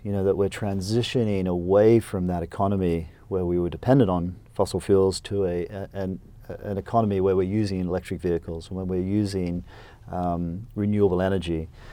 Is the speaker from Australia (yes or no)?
yes; Queensland, Australia; I was born in Australia on a dairy farm, uh, in Queensland. And so I, um, went to small little public school and, uh, went to the local university